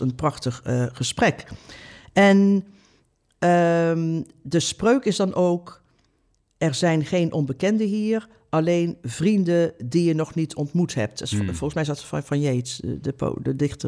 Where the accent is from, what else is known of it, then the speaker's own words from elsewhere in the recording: Oosterhout, North Brabant, Netherlands; Oosterhout, waar ik vandaan kom